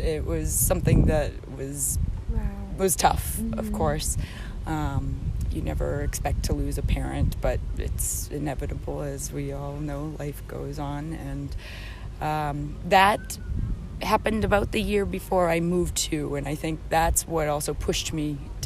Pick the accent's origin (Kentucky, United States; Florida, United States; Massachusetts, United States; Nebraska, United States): Massachusetts, United States; Boston; moved away as an adult; now in Europe; I am originally from Boston, Massachusetts.